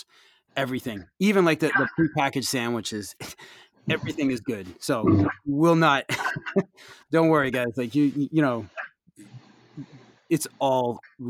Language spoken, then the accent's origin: English; United States; as an American